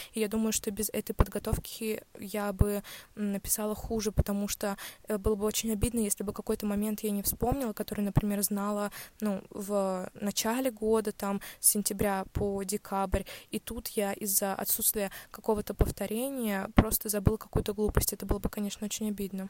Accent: Ulyanovsk, Ulyanovsk Oblast, Russia; в Ульяновске

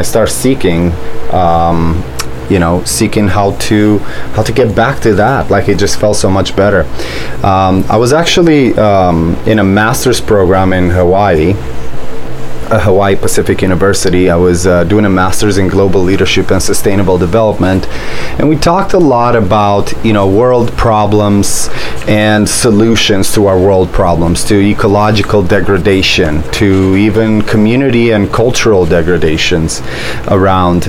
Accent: Romania; also born or lived in Orange County, California / San Diego County, California; now in Anza, United States; I was born and grew up in Romania in an environment where we grew all of our food.

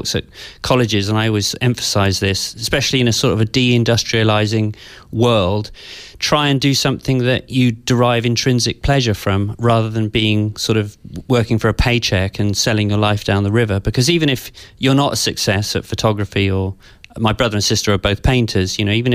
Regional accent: Devon, West Country, South West England, United Kingdom; also born or lived in London; from the age of seven onwards, I grew up in the West Country in, kind of quite a rural environment.

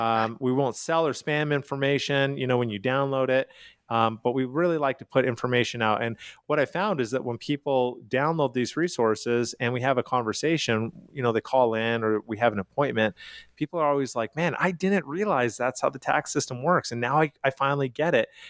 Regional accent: Calgary, Alberta, Canada; now in United States; I am from Calgary, Canada

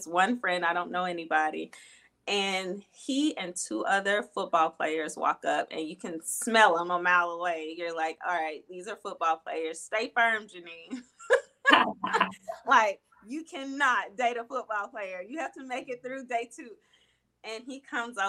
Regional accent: Birmingham, Alabama, United States; Birmingham, Alabama, that's where I grew up.

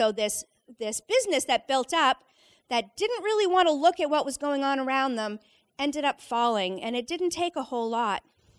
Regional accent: Leominster, Massachusetts, United States; I was probably midway through high school growing up in Central Mass in Leominster.

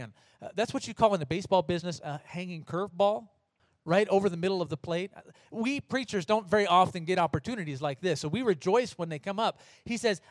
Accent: United States; now in Oberfrauendorf, Germany; I'm American

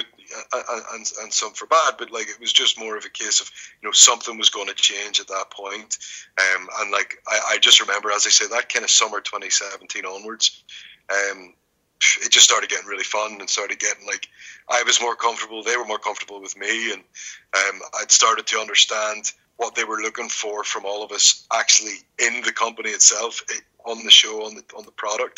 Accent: Ireland; I'm Irish

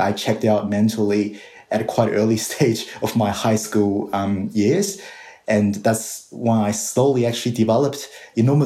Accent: Tianjin, China; English is a second language; moved away as an adult; now in Sydney, Australia; I was actually born and raised in China and went through their whole entire K-12 system

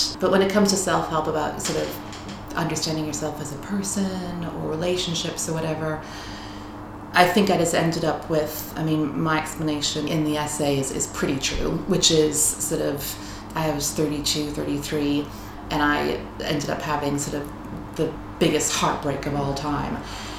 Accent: United States; I am American. My parents are from Dublin, but they moved to the U.S. when they were 20, 21 for my dad to go to school. And my brother and I were born there.

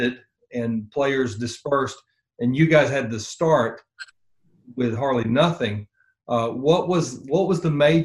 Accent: Tallahassee, Florida, United States; I was raised in the South, grew up in North Florida, in Tallahassee.

